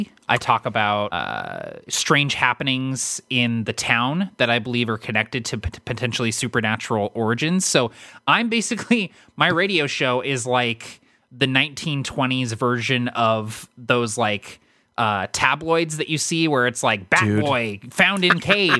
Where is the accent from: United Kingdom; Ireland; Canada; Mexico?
United Kingdom; London; moved away; I'm from London, so people automatically assume I'm a little weird and off just because I'm from somewhere else and have a weird accent.